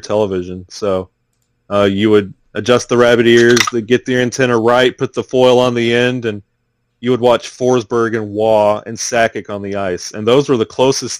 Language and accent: English; Walker County, Alabama, United States; also born or lived in Birmingham, Alabama / Pennsylvania; I'm born and raised in Alabama, Walker County, Alabama, and that's a little more country, but I don't live there anymore